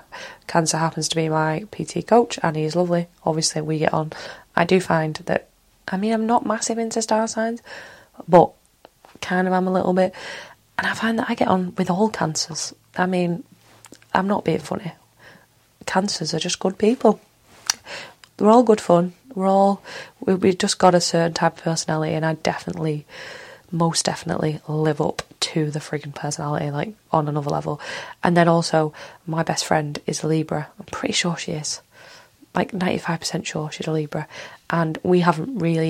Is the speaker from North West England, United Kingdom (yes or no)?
yes; Manchester, North West England, United Kingdom; accent: Mancunian; I am from Manchester, Earl and born Manchester